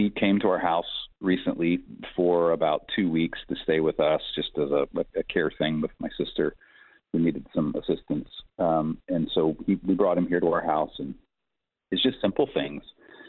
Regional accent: Malawi; born there; My mom and he were missionaries in Africa, and I was born in Malawi, Africa, while they were missionaries there.

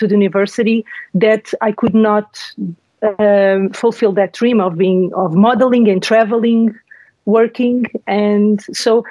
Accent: Lisbon, Portugal; Yes, it's my home country. I live in the town where I was born, Lisbon

